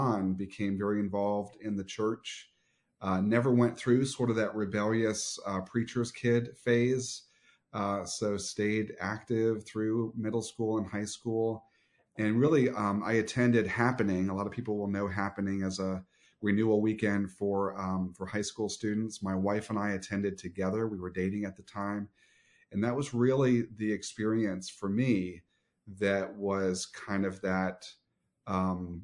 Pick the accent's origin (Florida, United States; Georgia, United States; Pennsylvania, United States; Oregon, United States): Florida, United States; Southwest; My earliest memories are actually here in Southwest Florida